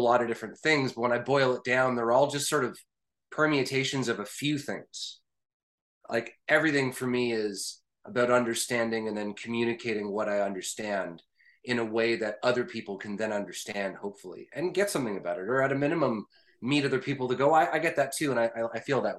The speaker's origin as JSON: {"language": "English", "country": "Canada", "said": "I am a Canadian"}